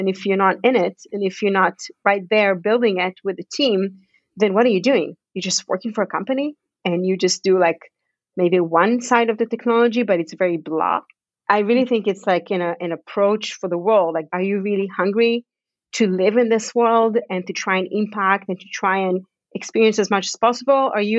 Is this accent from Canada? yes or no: yes; Canada; born there; we moved to Canada together because I was born in Canada, so I have Canadian citizenship.